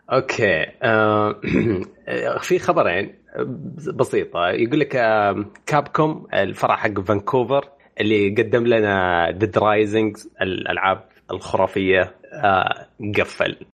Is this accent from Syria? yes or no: no; Saudi Arabia; عندنا في السعوديه